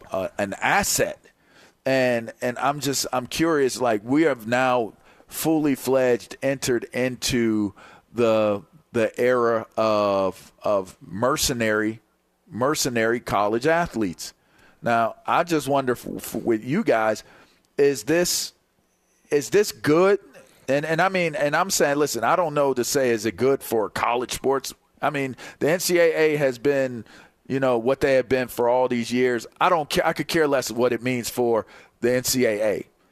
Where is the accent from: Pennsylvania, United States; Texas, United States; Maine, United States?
Pennsylvania, United States; Pittsburgh; And so growing up in Pittsburgh, wanting to do that, I felt like Pitt and Penn State gave me a great opportunity to go down that lane.